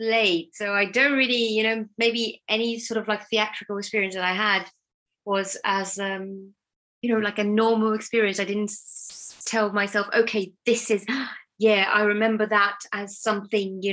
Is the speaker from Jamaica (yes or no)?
no; near Tel Aviv, Tel Aviv District, Israel; moved away as an adult; also born or lived in Battersea, London; now in London, United Kingdom; I'm originally from Tel Aviv, or from a town next to Tel Aviv in Israel. That's where I grew up.